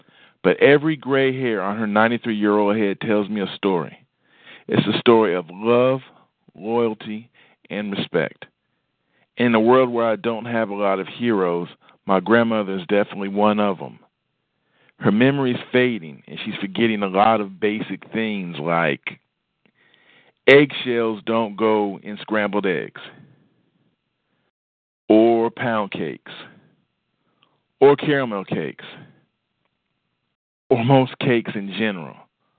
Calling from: Huntsville, Alabama, United States; I'm actually calling from Huntsville, Alabama.

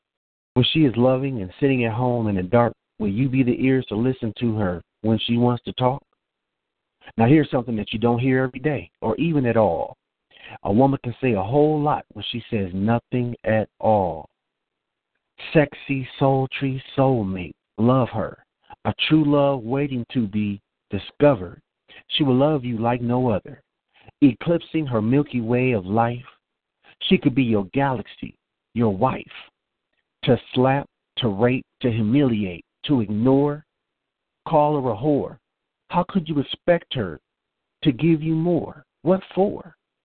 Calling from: Marietta, Georgia, United States; I'm calling from Marietta, Georgia.

